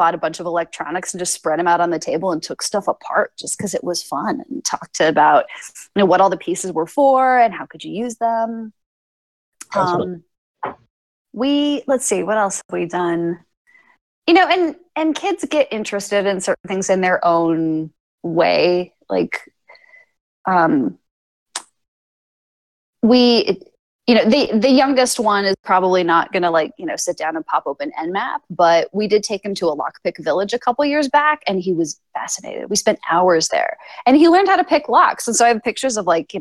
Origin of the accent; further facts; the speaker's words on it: Phoenix, Arizona, United States; I'm from Phoenix